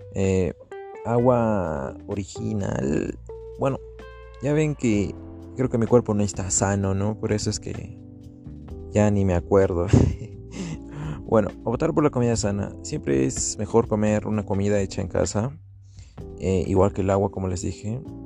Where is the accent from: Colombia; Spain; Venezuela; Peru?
Peru; also born or lived in Arequipa, Peru; acá en Perú y en Arequipa también